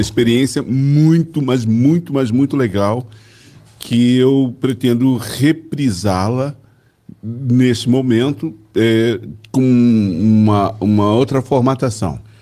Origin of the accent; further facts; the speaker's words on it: Belo Horizonte, Minas Gerais, Brazil; Eu fui materializado em Belo Horizonte, né? É. Portanto, sou mineiro de Belo Horizonte.